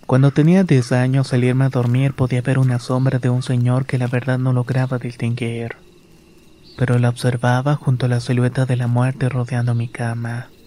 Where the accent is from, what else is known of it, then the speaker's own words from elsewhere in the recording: Catemaco, Veracruz, Mexico; Soy originaria de Catemaco, Veracruz.